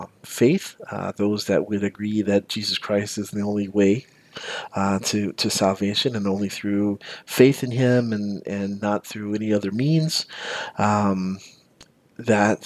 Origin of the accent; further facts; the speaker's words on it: the South, United States; I grew up in the South and I grew up as a Baptist